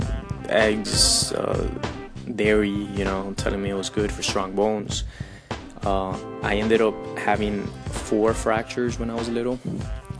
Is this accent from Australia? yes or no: no; Colombia; moved away; I grew up in Colombia, you know, very Latin American country